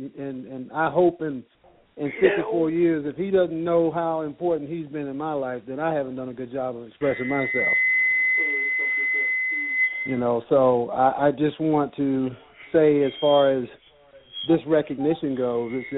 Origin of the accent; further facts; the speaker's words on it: Chicago, Illinois, United States; growing up in Chicago, product of a single parent household run by a woman